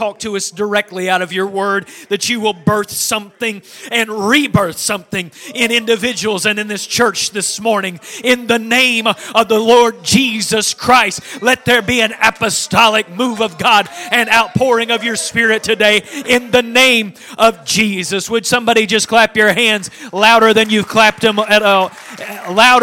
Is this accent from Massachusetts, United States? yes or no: no; Sewell Mountain, Fayette County, West Virginia, United States; accent: Fayette County dialect; now in Greenbrier County, United States; I am a native of Fayette County. We live in Greenbrier County right now, but I grew up on Sewell Mountain in Fayette County